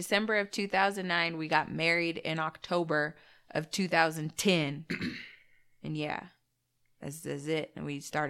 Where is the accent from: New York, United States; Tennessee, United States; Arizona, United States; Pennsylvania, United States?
Arizona, United States; moved away; Yeah, because we came from Arizona.